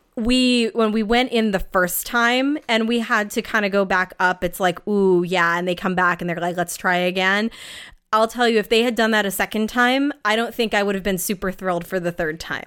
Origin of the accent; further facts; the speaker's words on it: New England, United States; I am from New England